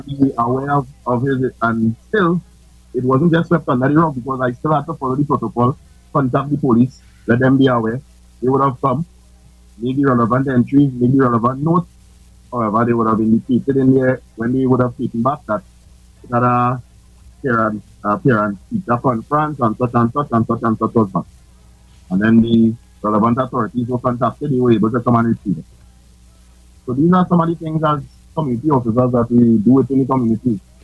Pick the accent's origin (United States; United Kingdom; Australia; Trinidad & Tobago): Trinidad & Tobago; moved away; I'm originally from Tupu